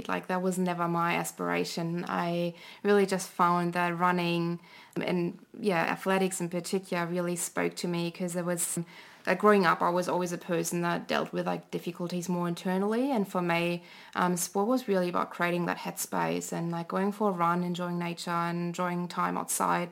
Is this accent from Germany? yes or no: yes; Germany; English is a second language; moved away as an adult; now in Canberra, Australia; growing up in Germany